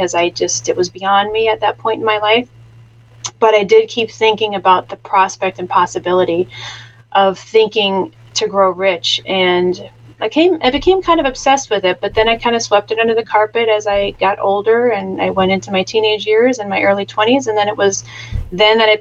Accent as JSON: {"language": "English", "town": "Chicago", "region": "Illinois", "country": "United States", "tie": "born or raised there", "said": "I was raised in the Midwest in the southern Chicago area"}